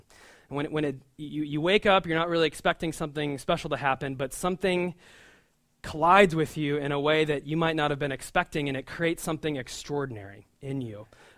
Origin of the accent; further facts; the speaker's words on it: Omaha, Nebraska, United States; now in New York, United States; We work in downtown Brooklyn, and we didn't know about Long Island City at all. We're from the Midwest, from Omaha, Nebraska.